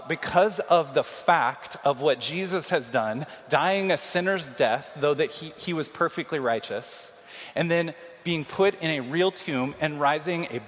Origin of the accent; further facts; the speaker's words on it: Kansas City, United States; now in Iowa City, United States; I'm from Kansas City